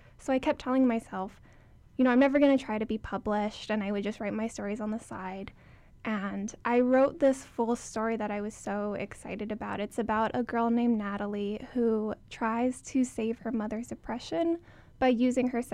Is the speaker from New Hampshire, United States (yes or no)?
no; Hawaii, United States; moved away as an adult; growing up in Hawaii